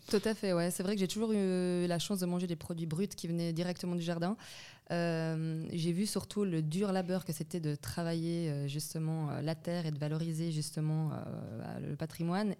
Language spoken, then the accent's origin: French; Vaud, Switzerland; also born or lived in Belgium / Wiesbaden, Germany; je suis originaire de Belgique euh, où j'ai grandi là-bas jusqu'à l'âge de 6 ans. Et puis après, je suis venue ici avec euh, mes parents et puis ma petite sœur. J'ai fait euh, mes études donc dans le canton de Vaud